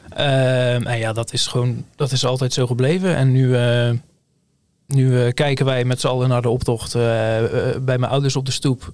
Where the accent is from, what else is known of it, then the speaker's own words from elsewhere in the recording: Hulst, Zeeland, Netherlands; ik kom uit Hulst